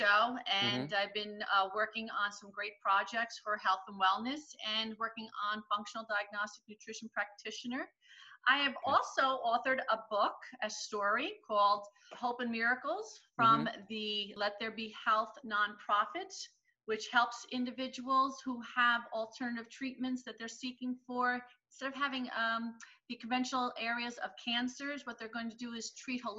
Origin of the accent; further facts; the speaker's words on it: Jackson, New Jersey, United States; I grew up in Jackson, New Jersey, and it was just an area of filled with just gardens and vegetables